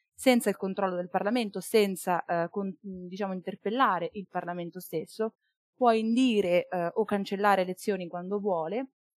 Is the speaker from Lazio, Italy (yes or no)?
no; Marche, Italy; moved away as an adult; now in Bologna, Italy; Io studio giurisprudenza a Bologna, ma sono marchigiana